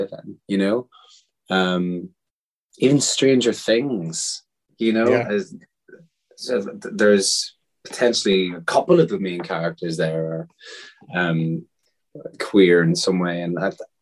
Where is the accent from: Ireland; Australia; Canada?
Ireland; growing up in Catholic Ireland